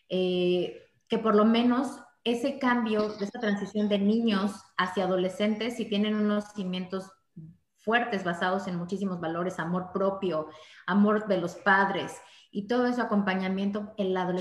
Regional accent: Veracruz, Mexico; soy de Veracruz.

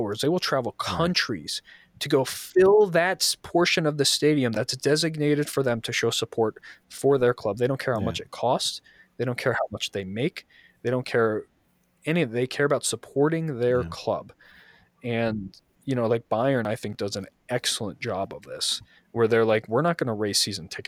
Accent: New York, United States; I was a kid, I grew up in New York

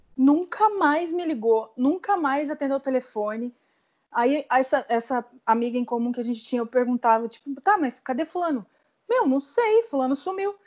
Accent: Curitiba, Paraná, Brazil; moved away as an adult; also born or lived in São Paulo / Salvador; a gente veio embora para Curitiba que é onde eu é, é, a minha cidade natal

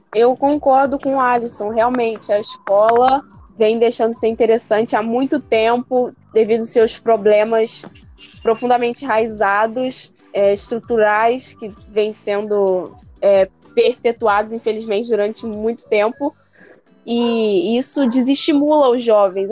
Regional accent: Rio de Janeiro, Brazil

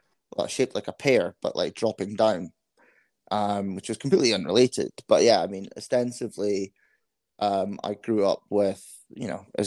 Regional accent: Scotland, United Kingdom; also born or lived in Netherlands; so was born in Holland, but as my accent might give away, I grew up in Scotland. So we moved over to Scotland when I was 2 years old.

